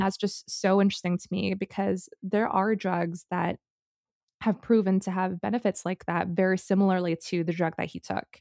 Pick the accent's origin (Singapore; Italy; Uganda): Singapore; moved away; growing up in Singapore